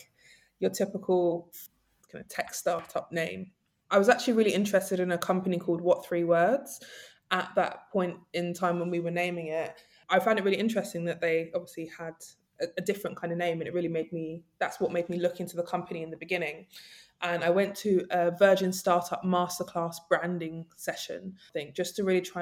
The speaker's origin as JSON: {"language": "English", "region": "London", "country": "United Kingdom", "tie": "born or raised there", "said": "I grew up in Nunhead, Peckham, South London."}